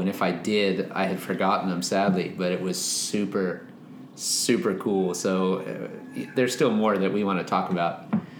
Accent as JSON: {"language": "English", "town": "Fullerton", "region": "California", "country": "United States", "tie": "born or raised there", "moved": "yes", "said": "our early years growing up in Fullerton, California"}